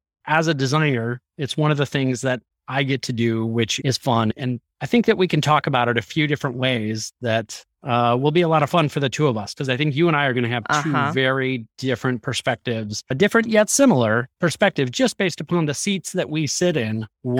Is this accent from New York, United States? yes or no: no; Chicago, Illinois, United States; now in Las Vegas, United States; I'm a production lighting designer for work, live in Las Vegas, Nevada. I am from Chicago originally.